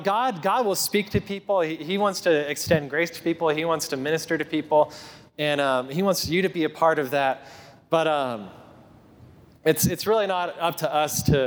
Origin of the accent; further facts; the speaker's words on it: Tennessee, United States; I'm from Tennessee